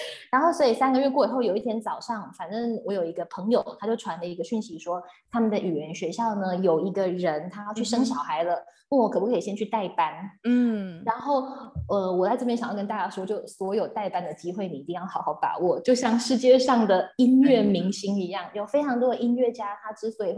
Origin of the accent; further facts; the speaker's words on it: Taiwan; 像我是台湾人